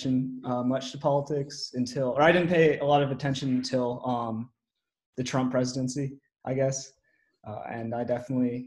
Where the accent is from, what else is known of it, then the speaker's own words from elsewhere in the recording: Silver Spring, Maryland, United States; moved away as an adult; now in Memphis, United States; I am from Silver Spring, Maryland